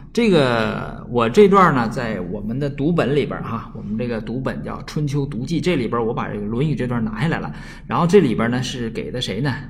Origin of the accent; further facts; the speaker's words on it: Northeast China, China; accent: Northeastern Mandarin (Dongbei); 东北话里边儿和普通话里边儿没有入声，啊，所以这个入声我也不大会读